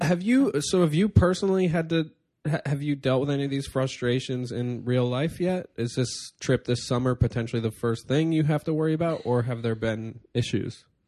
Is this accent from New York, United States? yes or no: yes; upstate New York, United States; born or raised there; now in New York City, United States